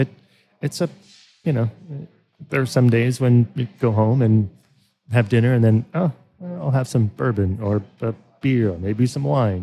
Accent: Kansas, United States; I grew up in Kansas, kind of you know, on a farm.

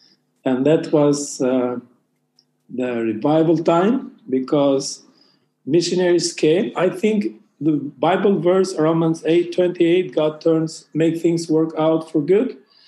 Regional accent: Albania; I am from Albania. Albania is, if you don't know where it is, so it's north of Greece and west of Italy. It's located in Balkan region.

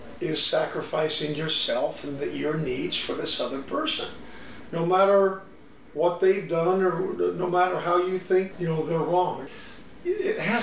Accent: the South, United States; I grew up in the South.

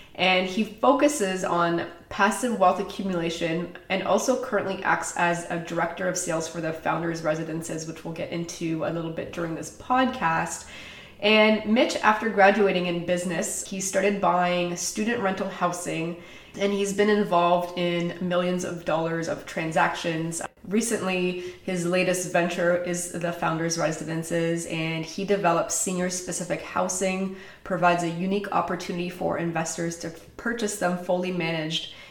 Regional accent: Toronto, Ontario, Canada; moved away as an adult; now in Oakville, Canada; Grew up in Toronto

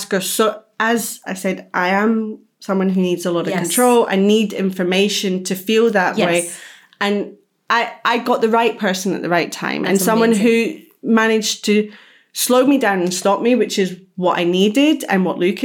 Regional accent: Scotland, United Kingdom; being from the same area of Scotland

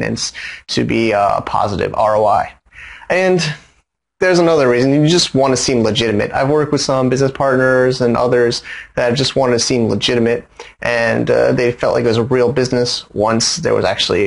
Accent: United States; now in Hong Kong; as an American

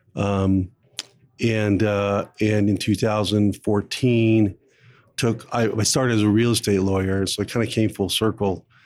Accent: Phoenix, Arizona, United States; I started as a as a lawyer with a large law firm in Phoenix, Arizona, my hometown

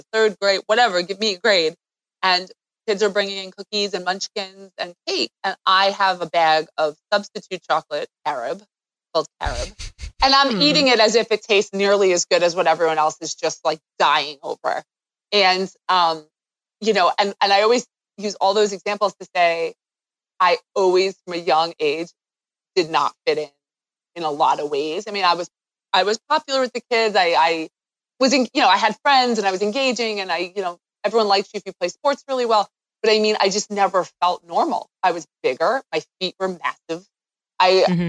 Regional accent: Long Island, New York, United States; I'm from Long Island.

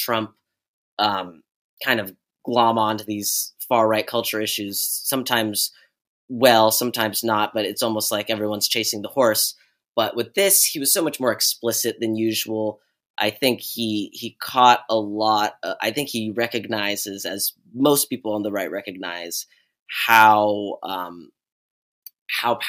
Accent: Bay Area, California, United States; I grew up in the Bay Area

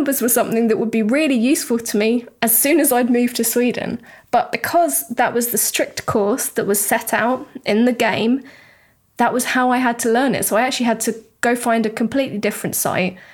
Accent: United Kingdom; now in Europe; a British person living in Europe right now.

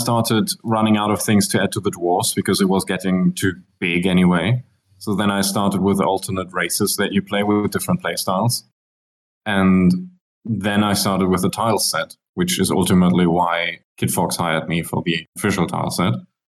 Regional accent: Germany; moved away; I'm originally from Germany, but I spent most of my life somewhere else.

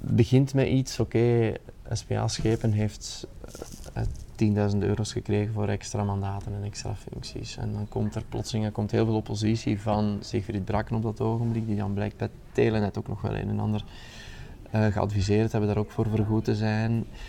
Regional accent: Aarschot, Flanders, Belgium; mijn, mijn thuisstad in Aarschot

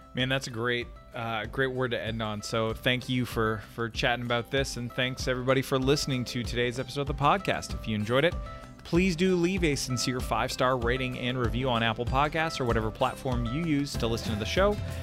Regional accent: Canada; now in United States; my home country of Canada

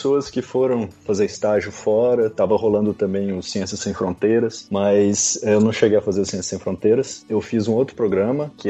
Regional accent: Divinópolis, Minas Gerais, Brazil; moved away as an adult; also born or lived in Campinas, Brazil; now in Croatia; eu sou de Minas, do interior, uma cidade que chama Divinópolis, com 100 quilômetros de Belo Horizonte. Eu saí de casa com 18 anos para ir fazer faculdade fora, né?

